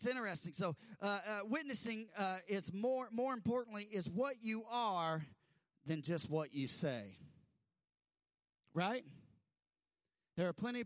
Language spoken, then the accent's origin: English; United States; we're American and we sit up